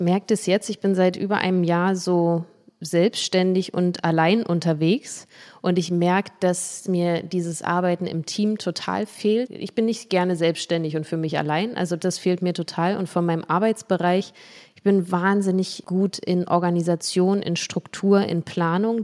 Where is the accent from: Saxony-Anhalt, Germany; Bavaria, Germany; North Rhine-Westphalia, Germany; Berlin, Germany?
Berlin, Germany; in meiner Heimat in Berlin und in Marzahn